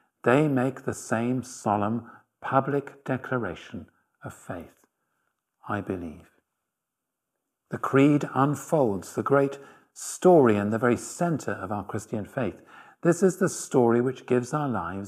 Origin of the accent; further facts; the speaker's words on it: Halifax, Yorkshire and the Humber, United Kingdom; now in Oxford, United Kingdom; I'm from Halifax